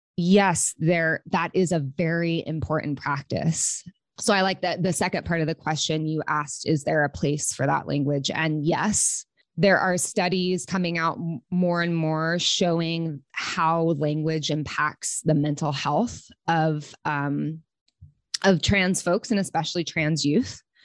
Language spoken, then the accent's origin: English; Oklahoma City, Oklahoma, United States; moved away as an adult; also born or lived in Los Angeles; I'm from Okla, Oklahoma City